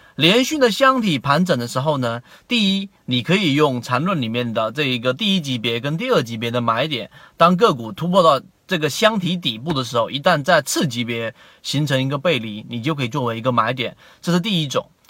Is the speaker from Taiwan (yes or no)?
no; China; 我们中国人